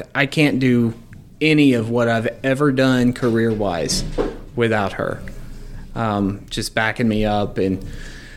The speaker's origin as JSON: {"language": "English", "town": "Forney", "region": "Texas", "country": "United States", "tie": "born or raised there", "also_born_or_lived": "Mesquite, Texas", "said": "I was raised on the east side of Dallas, in Forney. And I spent the first half of my childhood in Mesquite, and then I moved out to Forney, graduated there"}